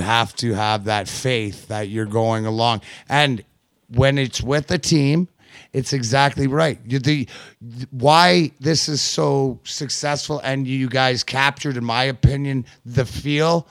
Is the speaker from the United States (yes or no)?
no; Canada; I grew up in Canada. I was born in 72.